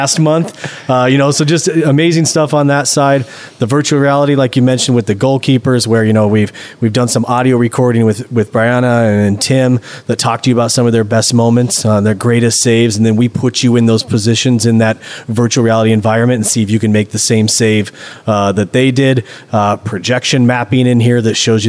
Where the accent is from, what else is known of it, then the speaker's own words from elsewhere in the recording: Nebraska, United States; moved away as an adult; I'm from Nebraska, played in high school, college